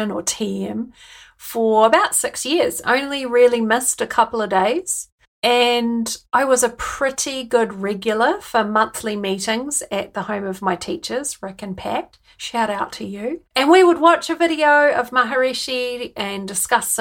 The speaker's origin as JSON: {"language": "English", "country": "New Zealand", "accent": "Kiwi", "moved": "as an adult", "lives_now": "United Kingdom", "said": "I've brought my Kiwi accent with me. And as soon as I open my mouth, people want to know where I'm from and why I live in the UK"}